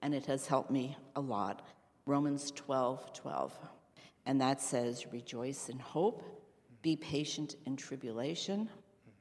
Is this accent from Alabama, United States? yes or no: no; Westfield, New Jersey, United States; I grew up in Westfield, New Jersey